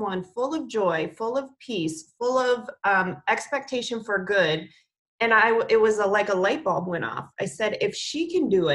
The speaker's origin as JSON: {"language": "English", "region": "Minnesota", "country": "United States", "tie": "born or raised there", "said": "I grew up in Minnesota"}